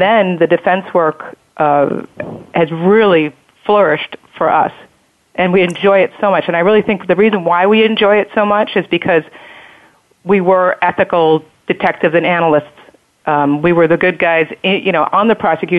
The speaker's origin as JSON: {"language": "English", "region": "New York", "country": "United States", "also_born_or_lived": "Ventura, California", "moved": "as an adult", "said": "In 2002, I moved back to New York. I'm from New York."}